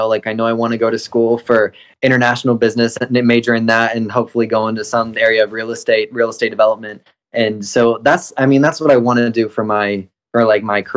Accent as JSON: {"language": "English", "town": "Apex", "region": "North Carolina", "country": "United States", "tie": "born or raised there", "said": "I was born and raised here in North Carolina, Apex, North Carolina."}